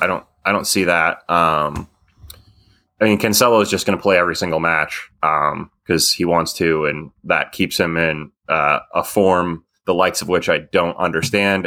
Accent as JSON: {"language": "English", "country": "United States", "said": "as an American"}